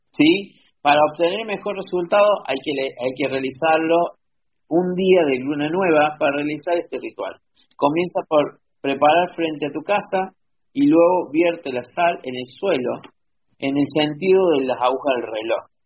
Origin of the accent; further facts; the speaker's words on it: Argentina; yo soy de Argentina, perdón.